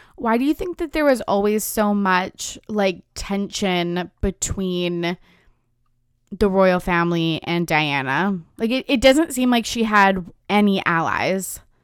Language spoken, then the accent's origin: English; West Coast of Canada, Canada; We're both Canadian. I'm from the West Coast